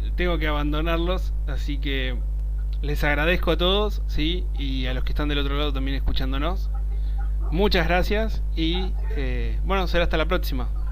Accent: Argentina; vivimos los argentinos

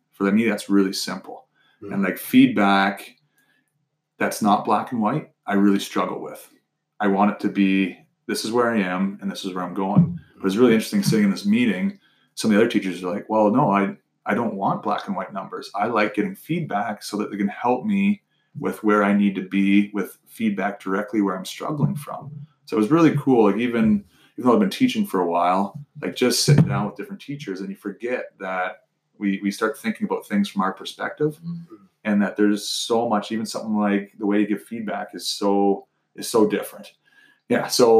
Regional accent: Mitchell, United States; So think about growing up in Mitchell.

